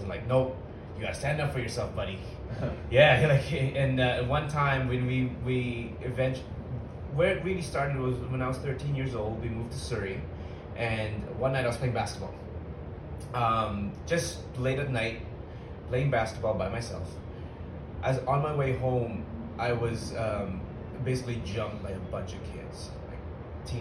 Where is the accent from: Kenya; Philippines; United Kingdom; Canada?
Philippines; moved away; I was born in the Philippines